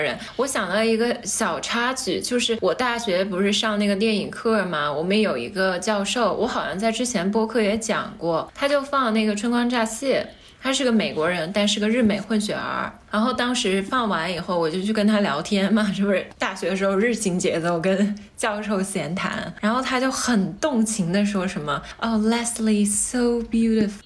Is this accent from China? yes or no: yes; Changsha, Hunan, China; 我是长沙人嘛，嗯。我们那儿有一个地方电视台叫做《潇湘电影》，经常放老港片